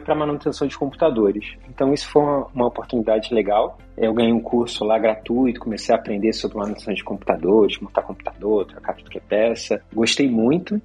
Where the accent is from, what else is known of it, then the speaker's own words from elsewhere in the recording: Rio de Janeiro, Brazil; moved away as an adult; also born or lived in Poland; now in Netherlands; eu nasci no, no Rio de Janeiro